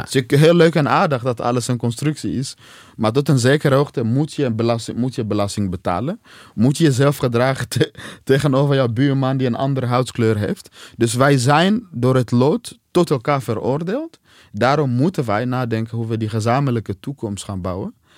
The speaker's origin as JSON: {"language": "Dutch", "country": "DR Congo", "moved": "yes", "lives_now": "Netherlands", "said": "uit Congo zoals ik"}